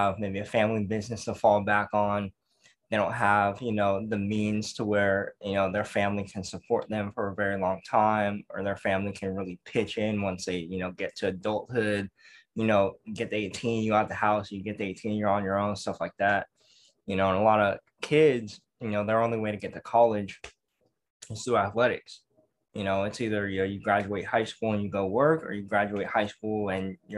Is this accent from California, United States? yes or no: yes; Pittsburg, California, United States; growing up in Pittsburgh, California, we have one high school